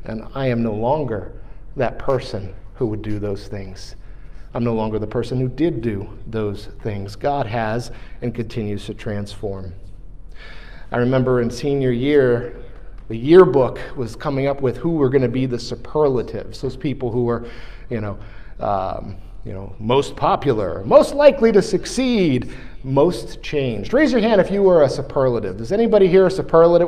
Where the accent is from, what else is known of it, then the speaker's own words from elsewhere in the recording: New York, United States; moved away; the town that I grew up in New York